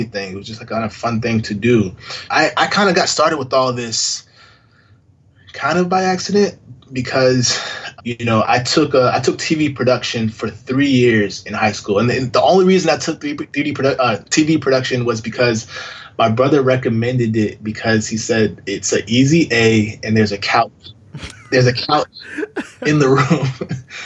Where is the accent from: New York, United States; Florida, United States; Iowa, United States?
Florida, United States; I grew up in Florida, born and raised